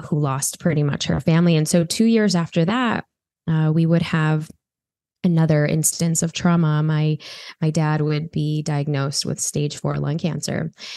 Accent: Chicago, Illinois, United States; I grew up in Chicago

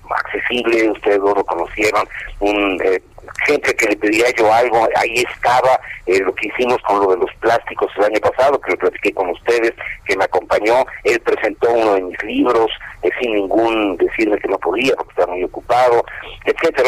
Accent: Mexico; nuestro destino como mexicanos

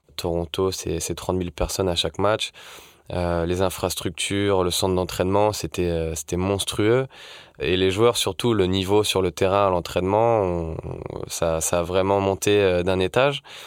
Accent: Lorient, Brittany, France; Je suis originaire de Lorient en Bretagne

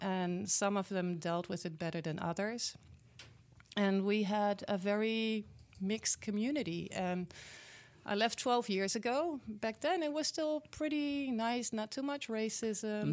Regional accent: Netherlands; English is a second language; moved away as an adult; now in Milwaukee area, United States; Well, I was born and raised in the Netherlands, in Europe.

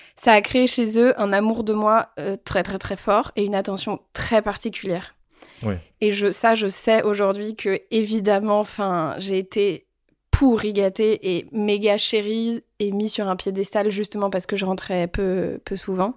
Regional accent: Paris, Île-de-France, France; also born or lived in Vietnam; je suis rentrée à Paris et donc j'ai eu une enfance parisienne et j'ai vécu dans Paris, dans le 15e.

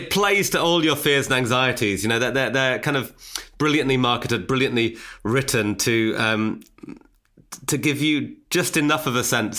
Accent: Newcastle upon Tyne, North East England, United Kingdom; We grew up in Newcastle and, like, he had a Geordie accent. I didn't have a Geordie accent.

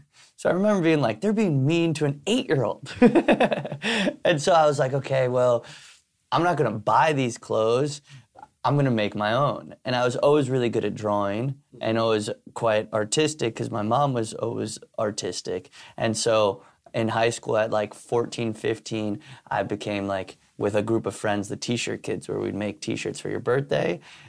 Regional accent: New York City, New York, United States; growing up in New York City, my vision of what New York City was hustling. And so like my mom coming here from Spain and trying to make it as like a artist person, and then my dad coming here from Ireland

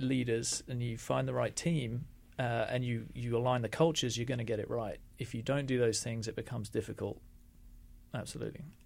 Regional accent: London, United Kingdom; also born or lived in India; I was from London

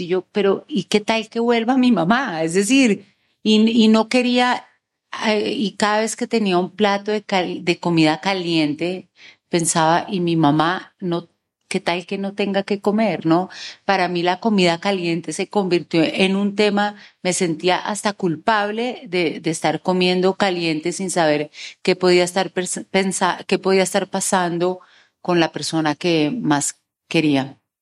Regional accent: Bogotá, Colombia; yo soy bogotana

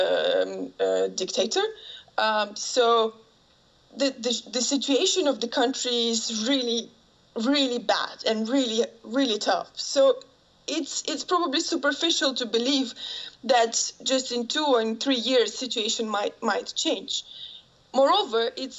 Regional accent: Ukraine; moved away; I grew up in Ukraine

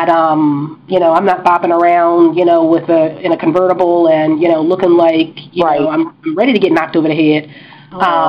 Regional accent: Philadelphia, Pennsylvania, United States; I grew up in Philly. I know Philly.

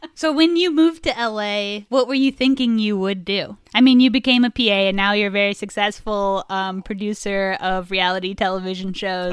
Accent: Indiana, United States; we're both from Indiana

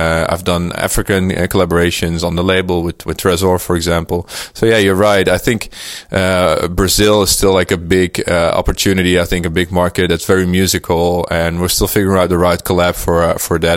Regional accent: Netherlands; this is my hometown

